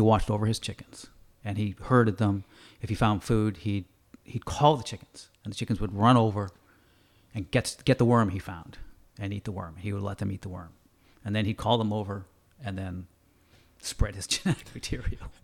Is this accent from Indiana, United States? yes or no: no; Andover, Massachusetts, United States; now in Canada; I grew up in Andover, Massachusetts